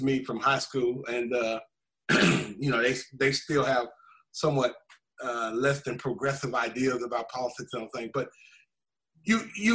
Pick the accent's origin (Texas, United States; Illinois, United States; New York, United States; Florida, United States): Florida, United States; Jacksonville; I grew up in Jacksonville, Florida